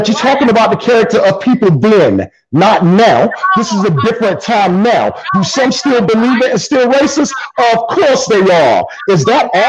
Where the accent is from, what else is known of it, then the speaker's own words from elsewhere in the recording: South Carolina, United States; I was raised in South Carolina